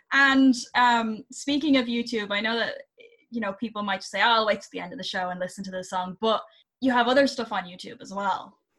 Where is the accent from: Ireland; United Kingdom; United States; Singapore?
Ireland; being Irish, we do we tend to be inherently creative and I think a lot of it has to do with where we're from